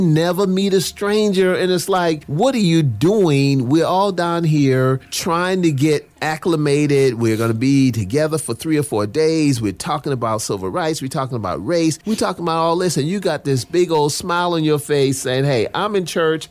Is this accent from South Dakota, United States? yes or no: no; Charleston, South Carolina, United States; I grew up in Charleston, South Carolina